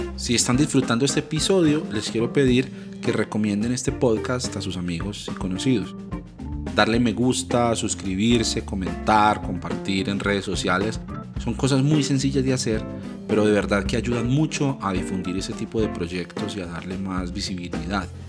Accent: Ibagué, Tolima, Colombia; moved away; desde la ciudad de Ibagué, donde viven mis padres, mi familia, donde yo nací

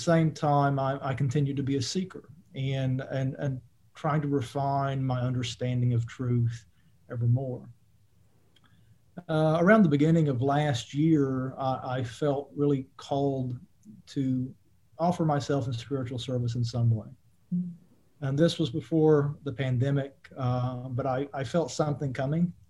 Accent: Eastern Kentucky, United States; I grew up in Eastern Kentucky, which is a coal mining country and evangelical Christian country

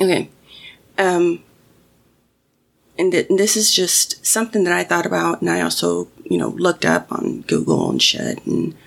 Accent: Mexico; Growing up in Mexico, my grandmother always had the radio on

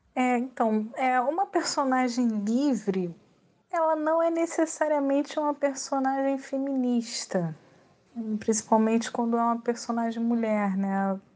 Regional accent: Rio de Janeiro, Brazil; eu nasci no Rio de Janeiro, eu cresci no Rio de Janeiro, eu vivo desde sempre no Rio de Janeiro

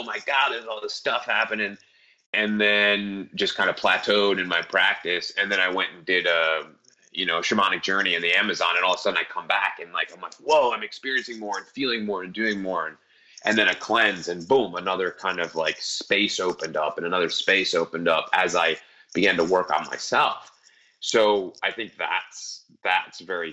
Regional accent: Northeast, United States; I'm from the Northeast. We do everything fast here.

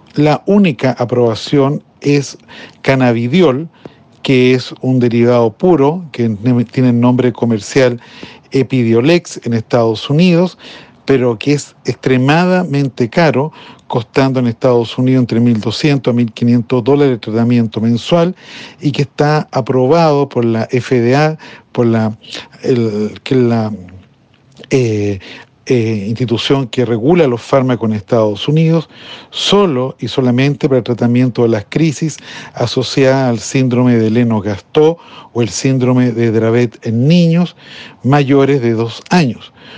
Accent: Chile; mi país, Chile

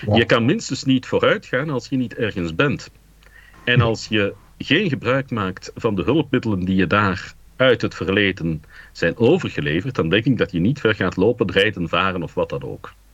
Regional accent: Dilbeek, Flanders, Belgium; also born or lived in Anderlecht; Ik ben opgegroeid in Dilbeek en dat is de grens van de Geuzenstreek

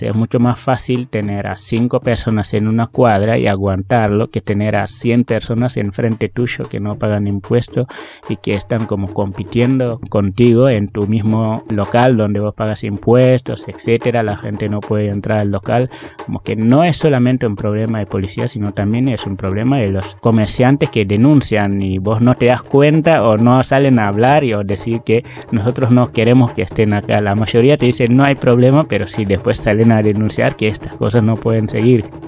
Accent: Senegal; now in Argentina

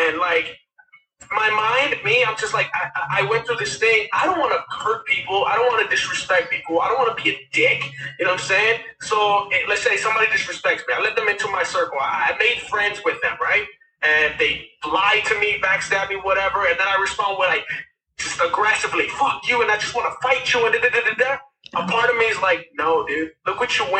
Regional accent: Westchester, California, United States; I grew up in Westchester, California

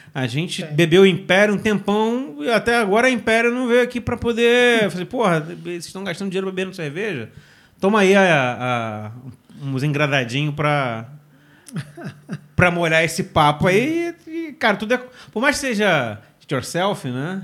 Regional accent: Rio de Janeiro, Brazil; a gente é da Zona Oeste

